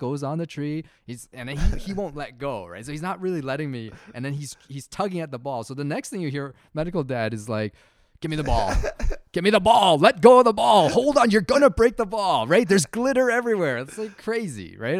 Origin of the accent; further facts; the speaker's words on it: Canada; growing up in Canada